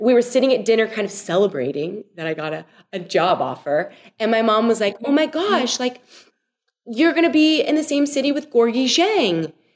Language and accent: English; Louisville, Kentucky, United States; got to play there for my my hometown team